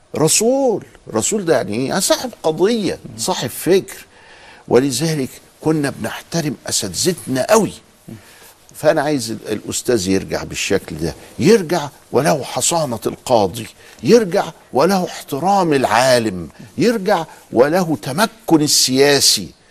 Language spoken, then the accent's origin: Arabic; Egypt; عندنا في مصر